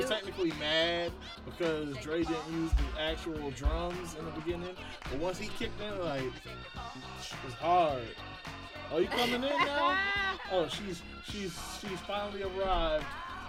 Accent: New York City, New York, United States; I'm from Brooklyn one time.

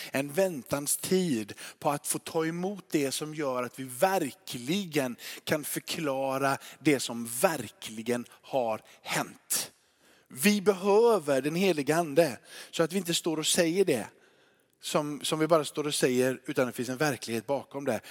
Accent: Småland, Sweden; accent: Småland dialect; now in Kåhög, Sweden; min småländska

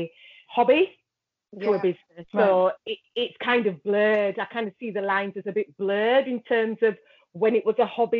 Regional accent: Huddersfield, Yorkshire and the Humber, United Kingdom; I am a designer from Huddersfield, West Yorkshire

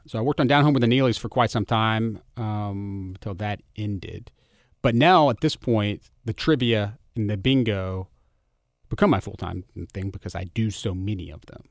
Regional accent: Germantown, Tennessee, United States; I grew up in Germantown.

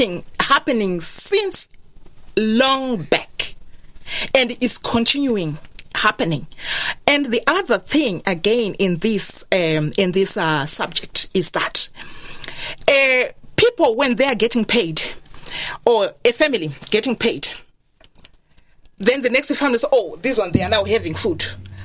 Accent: Zimbabwe; moved away as an adult; also born or lived in Cork, Ireland; now in Ireland; I grew up in Zimbabwe, I was born in Zimbabwe, grew up in Zimbabwe.

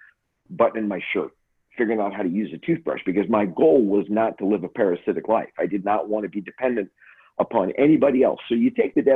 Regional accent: Grand Forks, North Dakota, United States; I was born in Grand Forks, North Dakota

